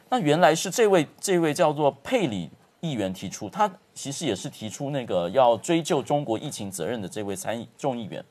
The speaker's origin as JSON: {"language": "Chinese", "country": "Taiwan", "said": "在我们台湾这边"}